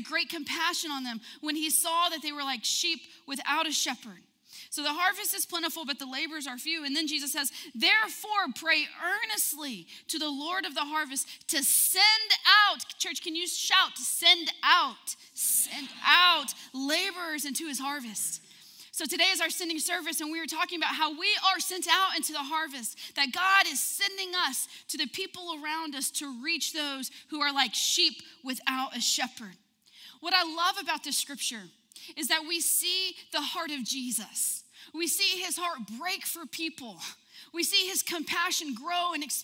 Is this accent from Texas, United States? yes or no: yes; Odessa, Texas, United States; moved away; I'm from Odessa, and I'm going to tell you, the water there is bad.